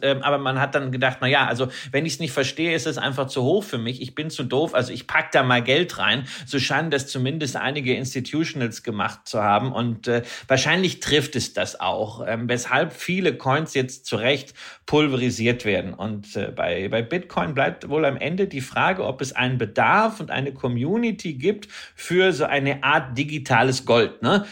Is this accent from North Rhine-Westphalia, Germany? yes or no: yes; Datteln, North Rhine-Westphalia, Germany; ich bin ja groß geworden am Ostrand des Ruhrgebietes